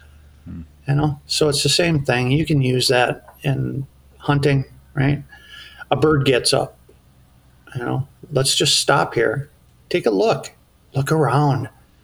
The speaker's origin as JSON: {"language": "English", "region": "Iowa", "country": "United States", "tie": "born or raised there", "also_born_or_lived": "Eden Prairie, Minnesota", "moved": "yes", "lives_now": "Bemidji, United States", "said": "I grew up in Iowa."}